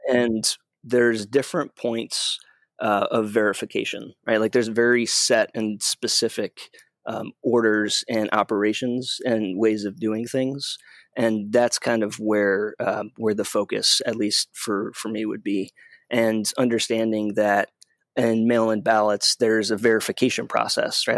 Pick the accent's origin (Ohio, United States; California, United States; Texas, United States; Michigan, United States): Michigan, United States; my home state, Michigan